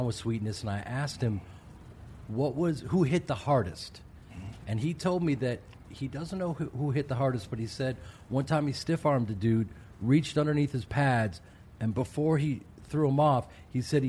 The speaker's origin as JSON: {"language": "English", "town": "Chicago", "region": "Illinois", "country": "United States", "said": "I'm from Chicago"}